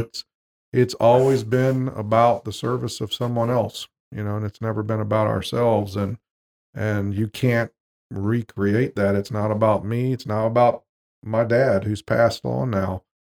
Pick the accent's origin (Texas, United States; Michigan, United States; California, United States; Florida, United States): Florida, United States; Jacksonville; moved away; we moved back to Jacksonville, Florida, my hometown